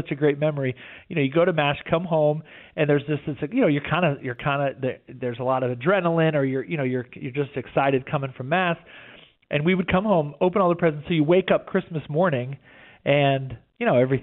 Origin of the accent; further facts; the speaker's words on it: right outside of Houston, Texas, United States; we grew up right outside of Houston.